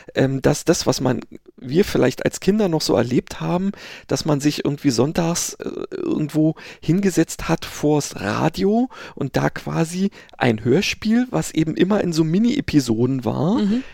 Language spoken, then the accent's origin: German; Berlin, Germany; Wessi sozusagen, also Westberliner